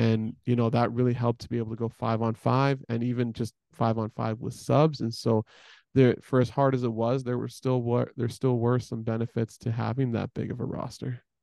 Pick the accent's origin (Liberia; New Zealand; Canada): Canada; Edmonton, Alberta; I'm from Edmonton, right? My parents are still in, all of my family is still in Edmonton